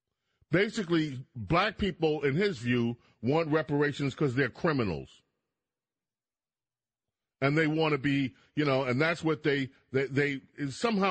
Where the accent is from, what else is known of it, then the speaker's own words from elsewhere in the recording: New York City, New York, United States; The New York Times is like my hometown paper. I'm sorry. I grew up reading the New York Times